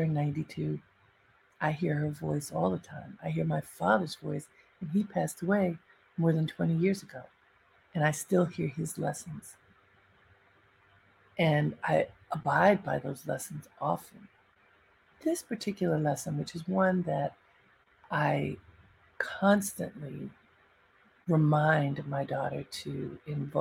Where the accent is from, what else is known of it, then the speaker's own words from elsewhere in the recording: Baltimore, Maryland, United States; moved away; I grew up in Baltimore in a very sheltered household.